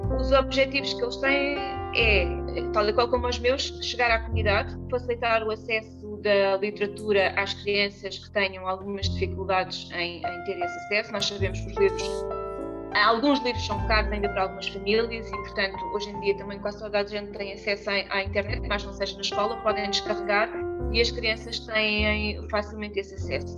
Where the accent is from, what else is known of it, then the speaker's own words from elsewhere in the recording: Vila Franca de Xira, Lisbon, Portugal; now in Alhandra, Portugal; sou nascida e criada uh, na zona de Vila Franca, embora esteja a morar em Alhandra atualmente.